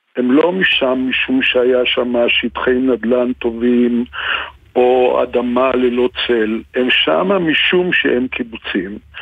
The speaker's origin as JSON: {"language": "Hebrew", "country": "Israel", "tie": "born or raised there", "said": "שזאת הארץ שלי, ואני נולדתי בה פה, לפני מעל שמונים שנה"}